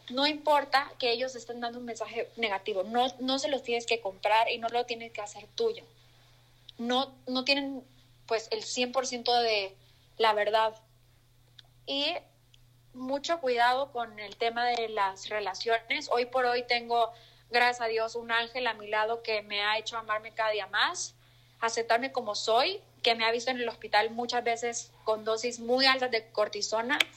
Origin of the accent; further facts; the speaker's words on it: El Salvador; accent: mixed; Mi acento está súper mezclado, soy del Salvador, creo que no lo había dicho